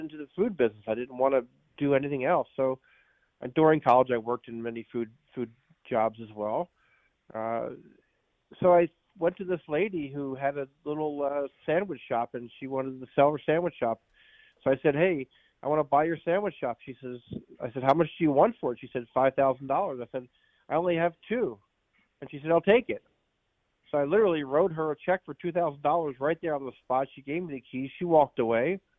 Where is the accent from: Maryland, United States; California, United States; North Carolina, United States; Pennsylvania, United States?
Pennsylvania, United States; Philadelphia; moved away; also born or lived in Baltimore region; I grew up in Philadelphia